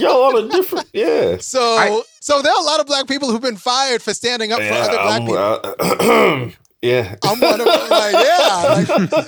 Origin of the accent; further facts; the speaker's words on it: Los Angeles, California, United States; I grew up in Baldwin Hills